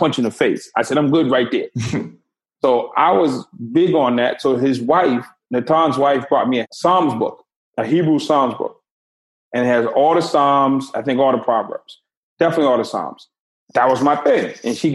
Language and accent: English; Boston, Massachusetts, United States; I grew up in Boston. It was extremely segregated.